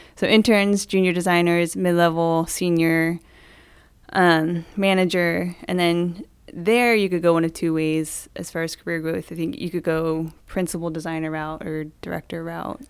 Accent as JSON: {"language": "English", "region": "Maryland", "country": "United States", "tie": "born or raised there", "also_born_or_lived": "Indianapolis", "said": "I grew up in Maryland"}